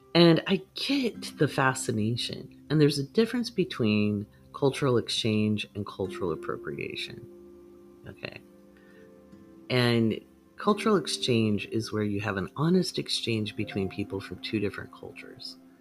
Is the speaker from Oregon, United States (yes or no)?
yes; Oregon, United States; moved away; also born or lived in England / Ivory Coast / Bahrain; I was pretty shy actually growing up in Oregon.